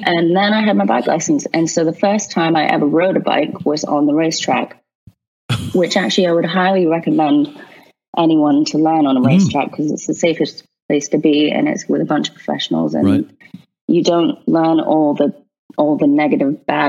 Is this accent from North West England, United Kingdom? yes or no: no; London, United Kingdom; I grew up in London riding horses.